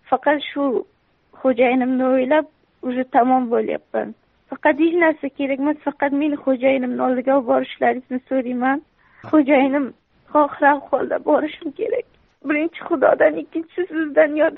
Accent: Surxondaryo Region, Uzbekistan; also born or lived in Mazar-i-Sharif, Afghanistan; yo'q afg'onistonni o'zi tojiklaridanman zabonlar mazori sharif viloyatida tug'ilib mhm. bir yoshimda bo'lganimda dadamni ishlari shu yoqqa bo'lganlar surxondaryoda o'sha mhm. yoqqa maktabni bitirdim

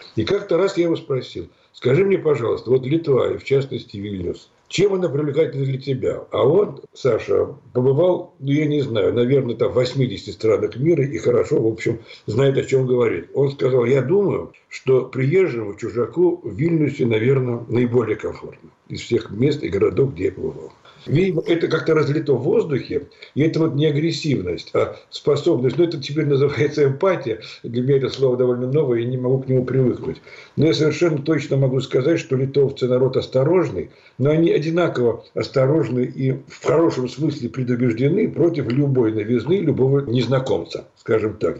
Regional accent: Moscow, Russia; moved away as an adult; now in Lithuania; Я москвич по рождению

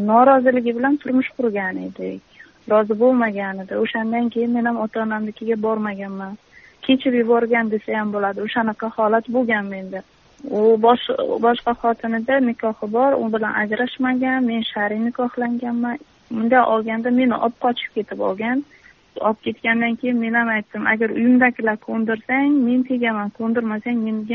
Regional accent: Kamashi District, Kashkadarya Region, Uzbekistan; qashqadaryo viloyati qamashi tumanida tug'ilganman

